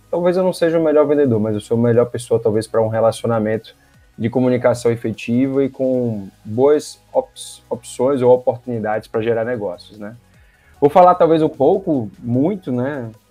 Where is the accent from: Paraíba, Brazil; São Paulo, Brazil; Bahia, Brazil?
Bahia, Brazil; Salvador; moved away as an adult; also born or lived in Fortaleza; now in Manaus, Brazil; atualmente aqui em 2022 eu tenho 37 anos, Uh, sou baiano, natural de Salvador, moro em Manaus há 14 anos, vinda com 20 de uma transferência de uma empresa que eu trabalhava.